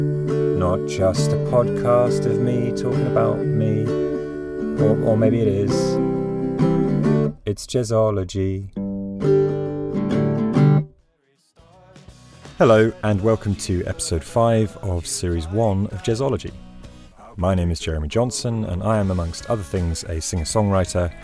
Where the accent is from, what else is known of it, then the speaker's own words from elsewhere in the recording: England, United Kingdom; I'm an Englishman training as a surf instructor in Australia.